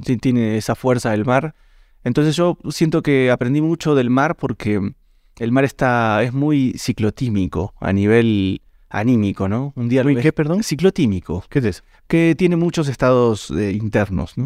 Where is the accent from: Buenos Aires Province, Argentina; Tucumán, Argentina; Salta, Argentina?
Buenos Aires Province, Argentina; Mar del Plata; moved away as an adult; also born or lived in Villa María, Córdoba, Argentina; now in Ecuador; Nací en Mar del Plata, cuatrocientos y pico de kilómetros al sur de Buenos Aires por la costa.